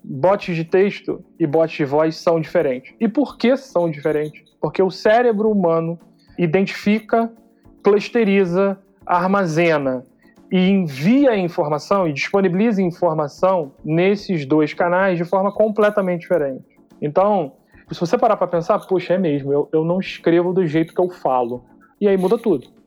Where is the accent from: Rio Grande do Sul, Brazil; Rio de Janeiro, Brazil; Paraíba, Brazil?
Rio de Janeiro, Brazil; accent: carioquês; now in São Paulo, Brazil; Eu sou carioca, sou analista de sistemas por formação